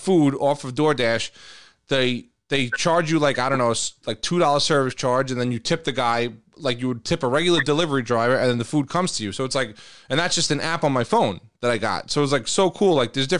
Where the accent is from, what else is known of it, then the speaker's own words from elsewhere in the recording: New York City, New York, United States; now in Long Island, United States; growing up in Queens